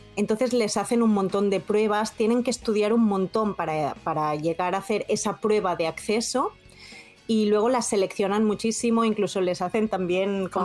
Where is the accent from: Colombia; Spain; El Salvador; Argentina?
Spain; now in Nagasaki, Japan; de España